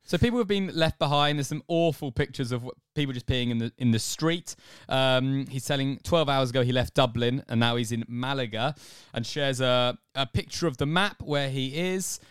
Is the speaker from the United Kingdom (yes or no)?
yes; England, United Kingdom; moved away as an adult; now in Australia; I'm an Englishman, if you didn't get it from the voice, um, who's living in Australia